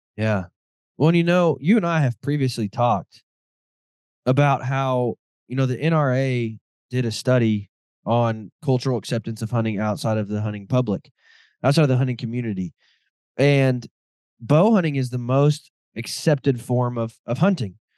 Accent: Midwest, United States; I grew up in the Midwest

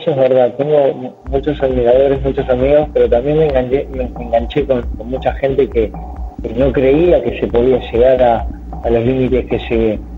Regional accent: Buenos Aires, Argentina; eh, yo soy de Argentina, Buenos Aires, y con mi hijo Andrés en este momento me encuentro en la ciudad de Paraná

